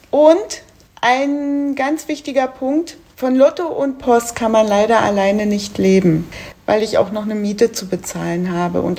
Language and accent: German; Berlin, Germany; now in Duisburg, Germany; Ich komme ursprünglich aus Berlin, bin aber 1996 nach Duisburg gezogen und seit acht Jahren lebe ich jetzt in Ungelsheim.